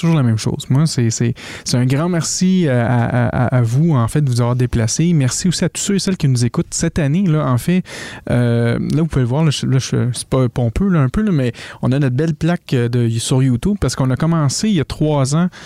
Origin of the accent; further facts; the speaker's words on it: Quebec, Canada; accent: Québécois (strong); que des petits Québécois décident de parler de maçonnerie, que les Français ont de la misère à nous, entendre des fois parce que mon accent est tellement fort